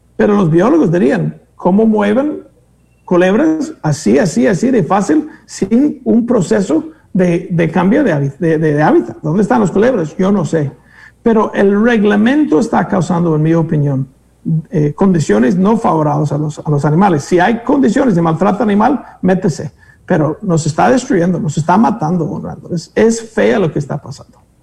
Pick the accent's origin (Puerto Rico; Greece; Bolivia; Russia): Greece; moved away; unos griegos que no conocí, que resulta ser de mi pueblo